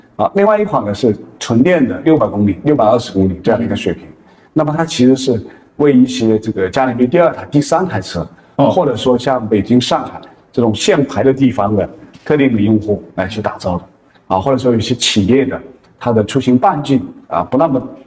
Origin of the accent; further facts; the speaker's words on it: Hunan, China; 我们是哦。湖南， 湖南人